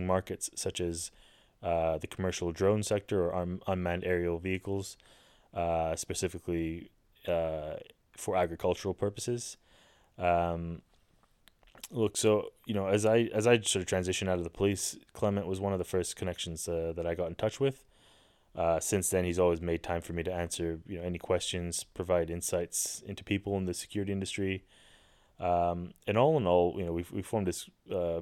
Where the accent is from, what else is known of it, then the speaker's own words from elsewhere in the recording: Kuala Lumpur, Malaysia; also born or lived in Victoria, Australia; now in United Kingdom; Kuala Lumpur, or KL, Malaysia, where I'm my hometown, where I'm from